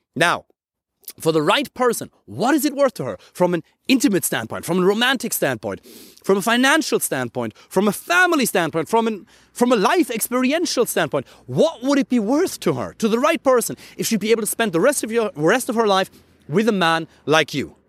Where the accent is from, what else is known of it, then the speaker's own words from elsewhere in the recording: Germany; English is a second language; I'm from Germany